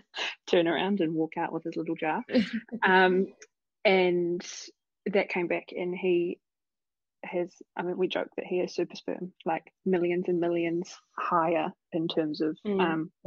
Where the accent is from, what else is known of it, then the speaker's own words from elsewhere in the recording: Christchurch, Canterbury, New Zealand; moved away as an adult; also born or lived in Canada / Tauranga; I'm from Christchurch originally